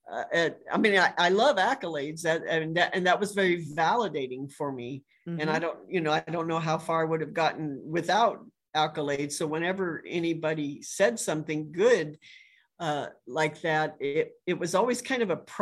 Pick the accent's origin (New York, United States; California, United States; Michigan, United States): California, United States; Los Angeles; moved away as an adult; now in Tennessee, United States; I grew up in just outside